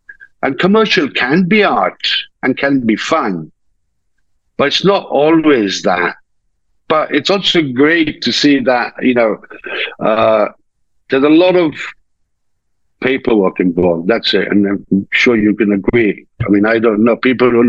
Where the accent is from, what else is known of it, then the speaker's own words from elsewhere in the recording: India; moved away as an adult; I was brought up in India. I was brought up in India for about 18 years.